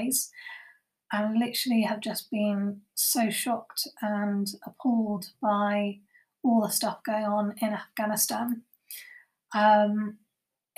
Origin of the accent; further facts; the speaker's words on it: England, United Kingdom; I was born in Britain, in England